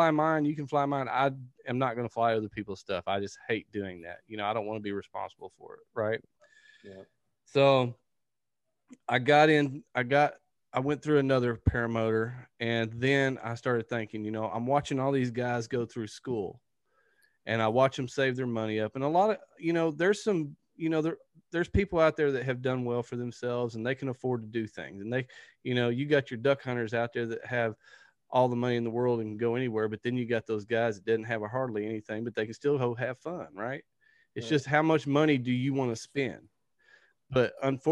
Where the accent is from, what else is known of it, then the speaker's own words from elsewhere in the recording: Texarkana, United States; I'm from Texarkana